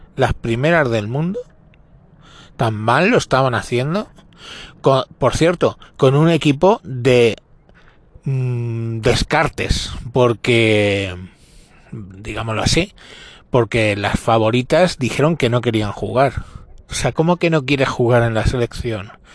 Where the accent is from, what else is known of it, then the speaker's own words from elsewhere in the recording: Spain; no representan a mi país